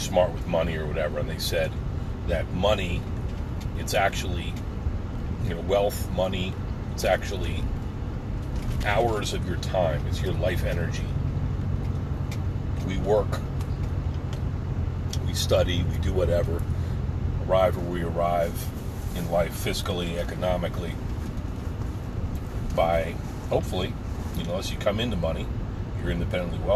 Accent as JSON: {"language": "English", "region": "New Jersey", "country": "United States", "tie": "born or raised there", "said": "back on the block growing up in New Jersey"}